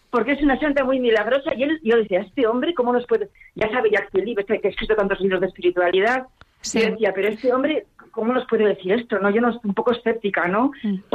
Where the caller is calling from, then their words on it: Pamplona, Navarre, Spain; de Pamplona, colaboradora de la, desde hace mucho tiempo de la Iglesia Necesitada.